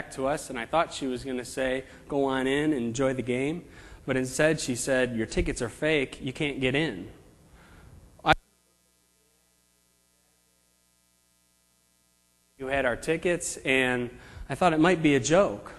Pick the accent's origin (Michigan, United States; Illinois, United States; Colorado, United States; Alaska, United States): Illinois, United States; Chicago; moved away; I'm from the Chicago area, and I grew up there